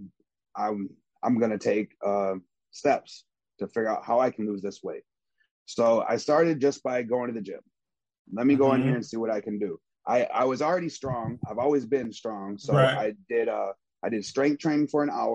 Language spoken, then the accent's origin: English; Beloit, Wisconsin, United States; I'm from Beloit, Wisconsin, a small town. A lot of stuff goes on there, though. I had a lot of violence when I was a kid that happened.